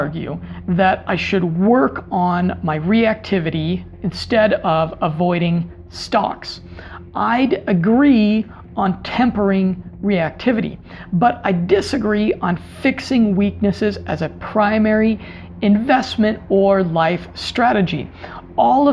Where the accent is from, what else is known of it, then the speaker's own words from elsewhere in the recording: United States; moved away; as an American, as an outsider, as someone from a culture that is different